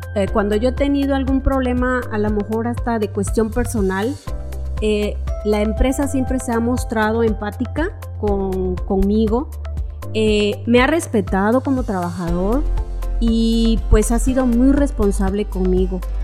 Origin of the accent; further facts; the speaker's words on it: Córdoba, Veracruz, Mexico; moved away as an adult; now in Ciudad del Carmen, Mexico; yo venía de la ciudad de Córdoba, Veracruz, de donde yo soy originaria